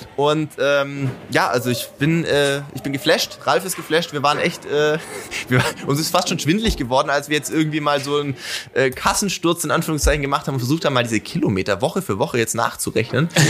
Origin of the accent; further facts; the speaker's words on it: Sindelfingen, Baden-Württemberg, Germany; als Sindelfinger ja. äh, grob in der äh, ähnlichen Ecke zumindest mal groß geworden